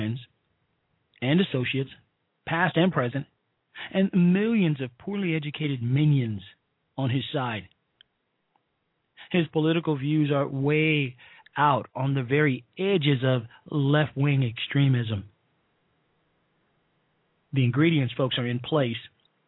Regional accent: Chicago, Illinois, United States; my hometown of Chicago, Illinois

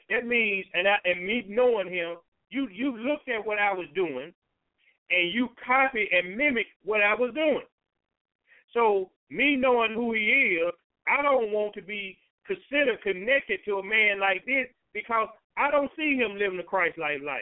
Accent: Chicago, Illinois, United States; I do this. I'm from the South Side of Chicago, whatever.

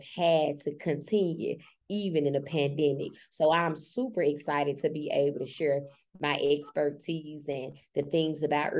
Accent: Memphis, Tennessee, United States; I'm from Memphis, Tennessee. I grew up in with my grandparents. My grandparents raised me

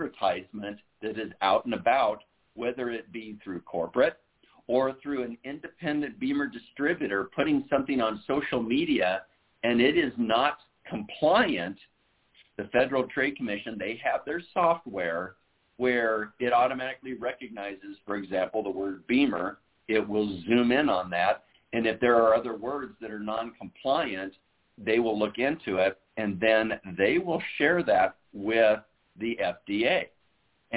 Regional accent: Iowa, United States; now in Southern California, United States; I was born and raised in Iowa

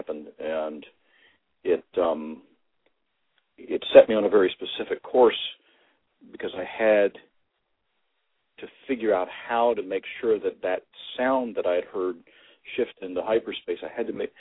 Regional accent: Kentucky, United States; I grew up in Kentucky, which is a very rich environment energetically

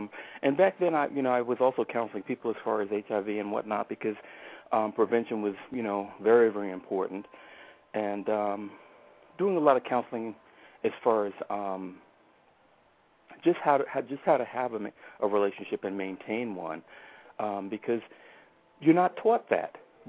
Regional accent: New York, United States; Yes, I'm originally from New York. Have bounced around quite a bit being in the military.

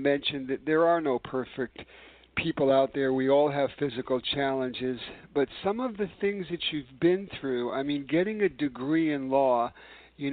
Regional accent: New York City, New York, United States; New York City, my hometown

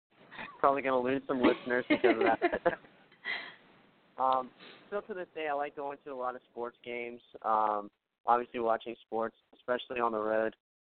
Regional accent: Shreveport, Louisiana, United States; now in Phoenix, United States; I grew up in North Louisiana, right outside of Shreveport, and like you said, I was in …, which is based out of Phoenix, so that's where I live right now.

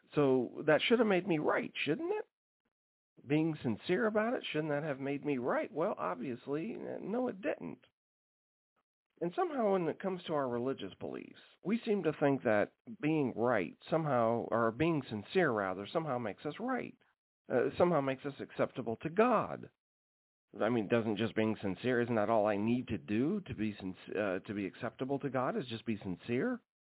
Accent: Alaska, United States; growing up in Alaska

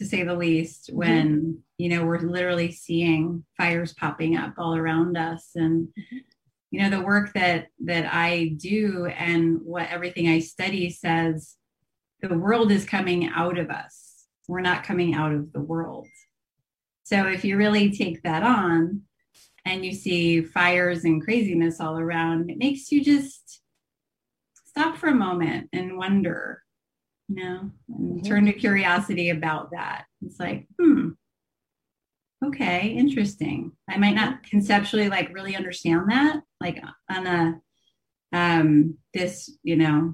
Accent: New Jersey, United States; So I grew up in New Jersey. I'm an East Coaster as well

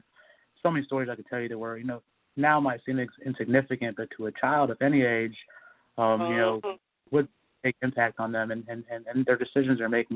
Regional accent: Mississippi, United States; now in Los Angeles, United States; I grew up in the South. You know, I was in Mississippi as a child

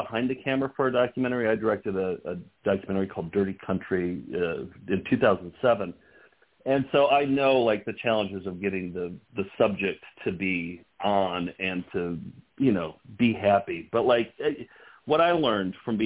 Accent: Wisconsin, United States; I'm Midwestern. I'm born and raised in Wisconsin

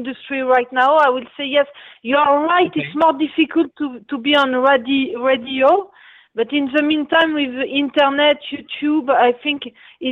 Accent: Paris, Île-de-France, France; I'm from Paris, France

